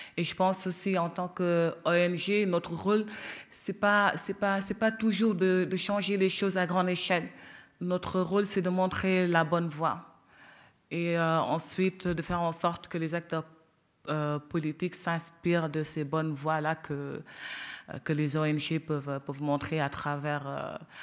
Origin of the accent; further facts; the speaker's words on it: Senegal; moi, en tant que Sénégalaise